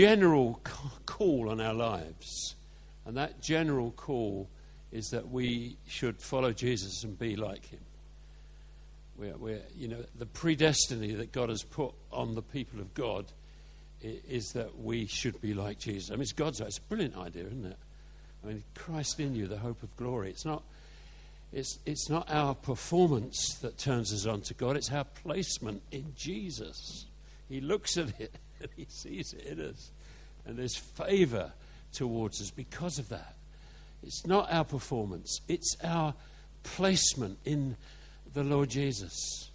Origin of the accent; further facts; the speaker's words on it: Carshalton, London, United Kingdom; where I was born on the St. Helier estate in Carshorton